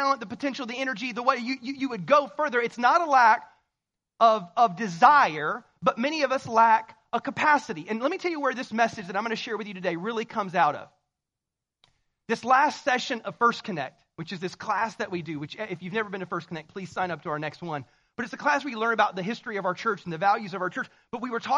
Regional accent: the South, United States; I'm from the South, so we say y'all

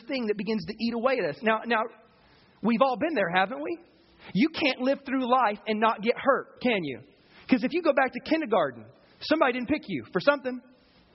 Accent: the South, United States; I grew up in the South

